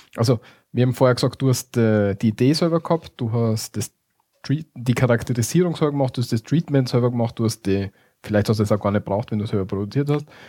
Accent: Austria; bei uns in Österreich

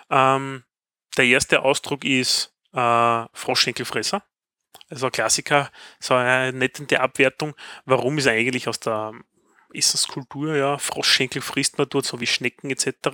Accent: Austria; so wie bei uns in Österreich die Bergbauernkultur in den Hochregionen entsprechend auch da ist.

